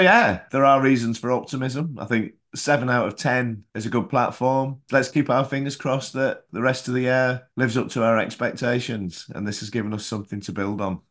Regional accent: England, United Kingdom; Being English

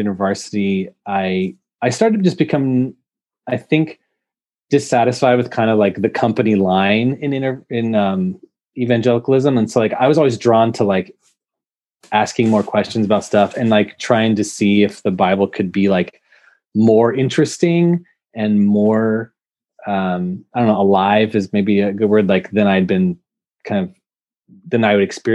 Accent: Bay Area, California, United States; I grew up in the Bay Area in California

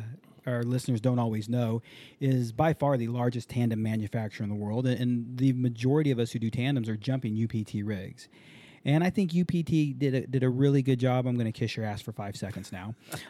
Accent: Hawaii, United States; I grew up in Hawaii for a little while and learned to surf in Hawaii

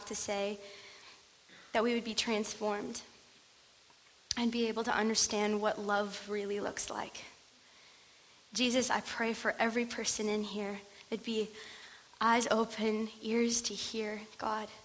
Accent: North Carolina, United States; now in California, United States; I grew up in a small town in smack dab middle of North Carolina, so I'm actually not from California, from the East Coast

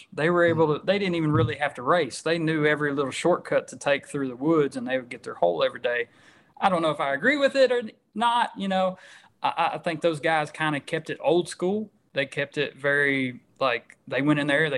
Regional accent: Stuttgart, Arkansas, United States; born or raised there

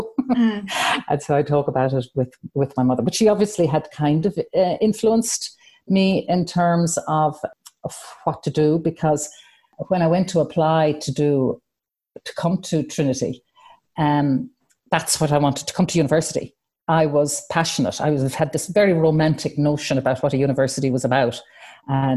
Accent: Adare, Munster, Ireland; also born or lived in Athlone / United States; I'm from Adair, County Limerick

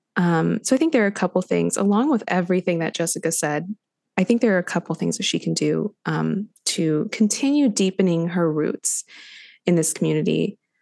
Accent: Los Angeles, California, United States; moved away; I grew up in Los Angeles

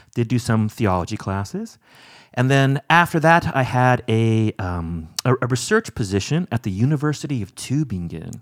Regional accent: Orange County, California, United States; moved away as an adult; also born or lived in Evanston, Illinois; now in South Bend, United States; I grew up in Orange County, California

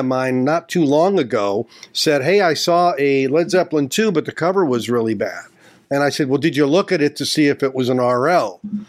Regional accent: Gary, Indiana, United States; I grew up in Gary, Indiana

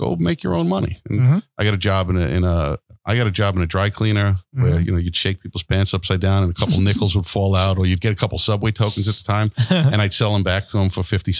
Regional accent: Floral Park, New York, United States; moved away; also born or lived in Long Island; I grew up in Floral Park on the Queens side.

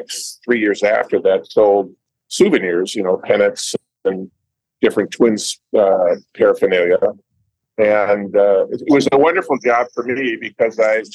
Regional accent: St. Louis Park, Minnesota, United States; I was raised in St. Louis Park

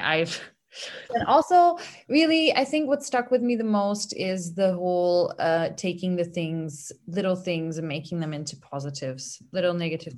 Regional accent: Hungary; now in Vienna, Austria; my home country is Hungary

